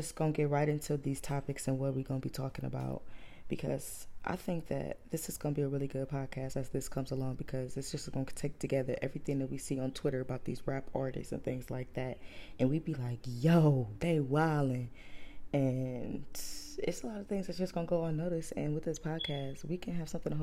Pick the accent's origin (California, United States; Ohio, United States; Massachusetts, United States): Ohio, United States; Cleveland; I'm from Cleveland